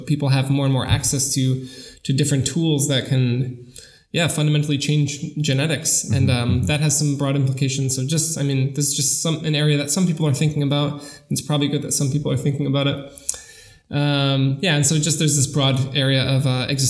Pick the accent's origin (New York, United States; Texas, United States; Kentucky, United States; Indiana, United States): New York, United States; now in Germany; I grew up in New York. I studied in New York